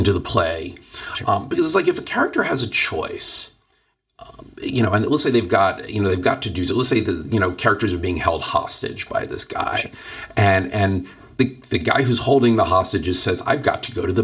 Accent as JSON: {"language": "English", "town": "Philadelphia", "region": "Pennsylvania", "country": "United States", "tie": "born or raised there", "moved": "yes", "lives_now": "Los Angeles, United States", "said": "I grew up on the East Coast in you know, relatively liberal Philadelphia."}